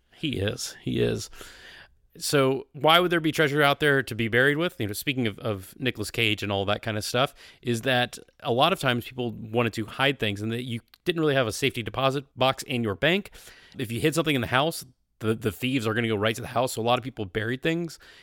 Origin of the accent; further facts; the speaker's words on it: the South, United States; I grew up in the South